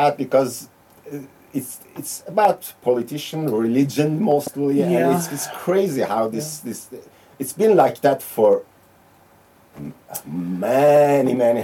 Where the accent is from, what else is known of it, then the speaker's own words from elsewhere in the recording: Iran; now in Norway; I'm from Iran